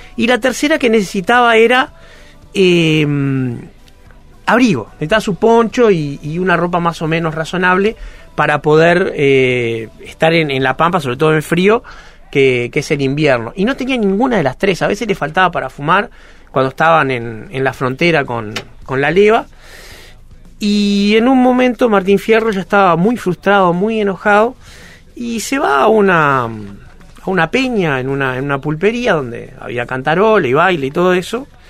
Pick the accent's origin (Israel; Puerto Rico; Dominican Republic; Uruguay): Uruguay; yo que soy un uruguayo blanco de mediana edad, de origen judío